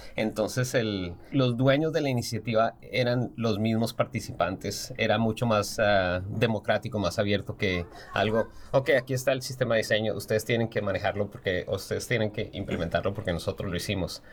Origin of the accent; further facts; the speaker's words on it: Colombia; moved away as an adult; also born or lived in Kansas, United States; now in United States; soy diseñador industrial colombiano, pero llevo toda mi práctica profesional en los Estados Unidos.